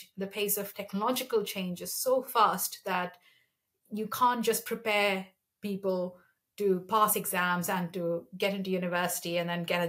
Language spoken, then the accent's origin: English; Kanpur, Uttar Pradesh, India; moved away; also born or lived in Kerala, India; I'm originally from Kerala. The first 4 years of my life were in Kerala, but I spent my primary and secondary education in Kanpur, which is in northern India, in Uttar Pradesh